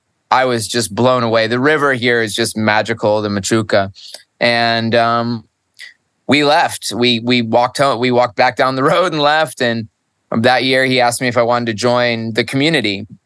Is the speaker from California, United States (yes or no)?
no; upstate New York, United States; now in Costa Rica; I was born in New York, upstate. I'm not made for the cold. My Italian blood is like screaming for warmth always.